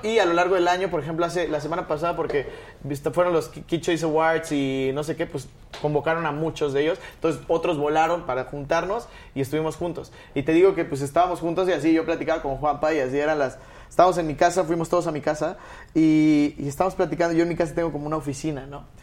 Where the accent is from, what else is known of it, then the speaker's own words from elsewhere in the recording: Mexico; soy de México